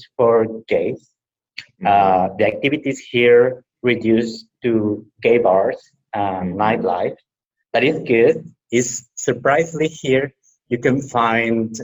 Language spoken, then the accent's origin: English; Tabasco, Mexico; English is a second language; also born or lived in Veracruz, Mexico / Mexico City, Mexico; now in Mérida, Mexico; I was born in Tabasco. It's the same at the south of Mexico.